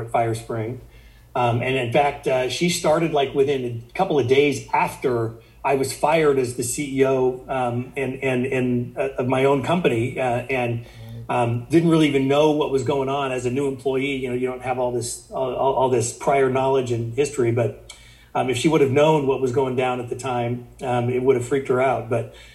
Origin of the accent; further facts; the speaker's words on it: Sand Hills area of Nebraska, United States; I grew up in the Sand Hills area of Nebraska.